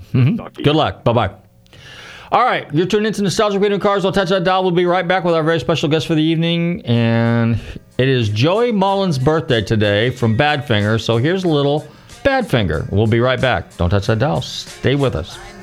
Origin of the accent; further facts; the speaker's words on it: Northern California, United States; I grew up in Northern California